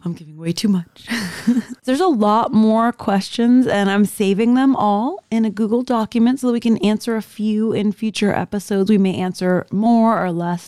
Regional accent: Miami, Florida, United States; also born or lived in Orlando; I was born and raised in South Florida

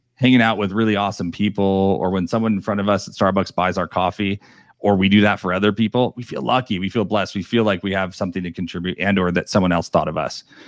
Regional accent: New York, United States; moved away; I'm originally from New York

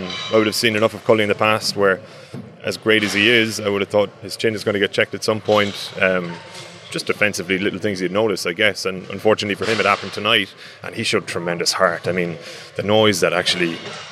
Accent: Ireland

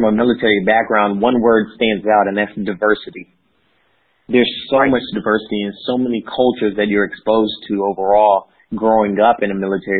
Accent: Georgia, United States; And so my background is I grew up in the state of Georgia and the Southern Bible Belt. My family was military, so we moved around quite a bit for the early portions of life

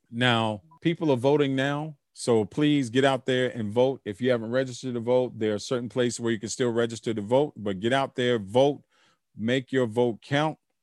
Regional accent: United States; I'm American

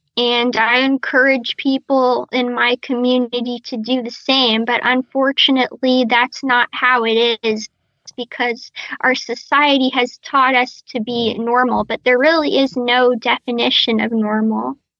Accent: Tampa, Florida, United States; now in New York, United States; my hometown is Tampa Bay

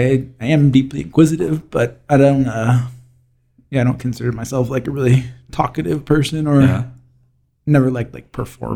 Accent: Nevada City, California, United States; born or raised there

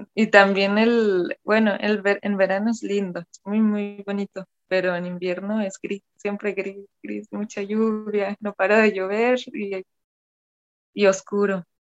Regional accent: Cologne, North Rhine-Westphalia, Germany; moved away as an adult; now in Guadalajara, Mexico; nací y crecí en, Alemania, en Colonia

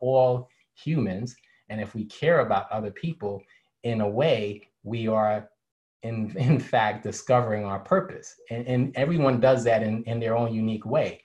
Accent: New York City, New York, United States; growing up in New York City, I was a graffiti artist

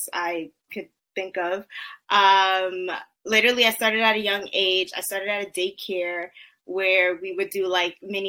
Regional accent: New York City, New York, United States; I was born and raised in the Bronx, boogie down.

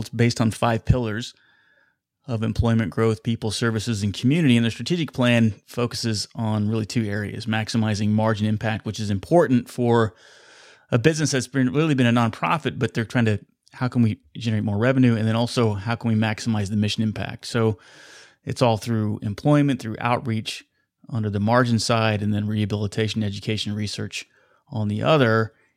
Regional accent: Wichita, Kansas, United States; here in my hometown of Wichita, Kansas

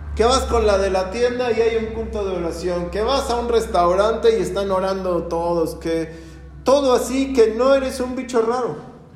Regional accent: Mexico; Nunca nos hemos puesto, ni como mexicanos

